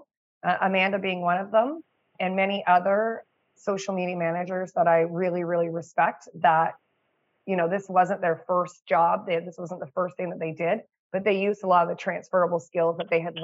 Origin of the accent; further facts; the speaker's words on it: Canada; I'm a Canadian mama of two